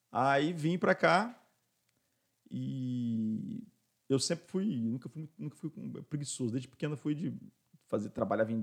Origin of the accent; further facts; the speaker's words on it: São Paulo, Brazil; born there; also born or lived in Rio de Janeiro / Foz do Iguaçu / Londrina / Tanzania; Então eu nasci em São Paulo, aí de São Paulo, e tudo ligado às obras do Brasil, né? De São Paulo fomos para a obra do Galeão, né, do governador.